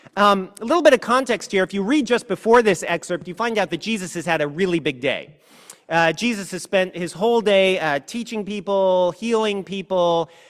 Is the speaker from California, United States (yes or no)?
yes; California, United States; I was from California